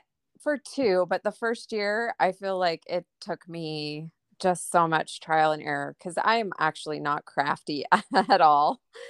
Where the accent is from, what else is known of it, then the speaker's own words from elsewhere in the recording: Atlanta, Georgia, United States; I grew up in Atlanta, so I was pretty close, but we went once.